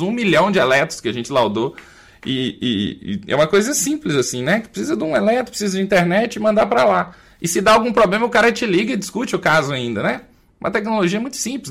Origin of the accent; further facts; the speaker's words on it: Minas Gerais, Brazil; accent: mineiro; also born or lived in Belo Horizonte; o meu sotaque é mineiro